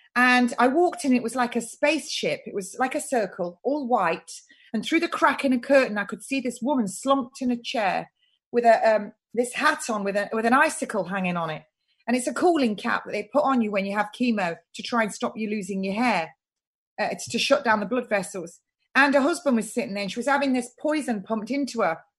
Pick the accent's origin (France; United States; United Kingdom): United Kingdom; I'm British and I'm proud to be British